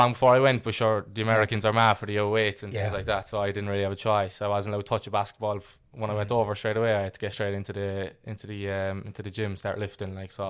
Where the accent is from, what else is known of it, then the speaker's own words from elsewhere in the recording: Ireland; Yeah, so I grew up in Fair and Ferris there on Redemption Road my whole life.